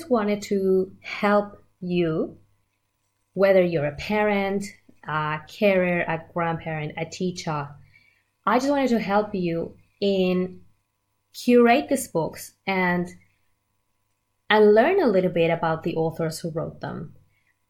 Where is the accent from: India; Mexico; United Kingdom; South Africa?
Mexico; moved away as an adult; now in Australia; I am originally from Mexico and I've been living in Australia for about 14 years now.